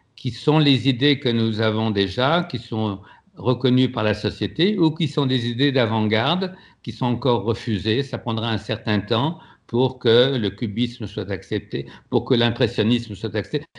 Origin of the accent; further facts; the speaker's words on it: France; moved away; also born or lived in Quebec; à, Paris, je suis un immigré, et puis au Québec, je suis un Français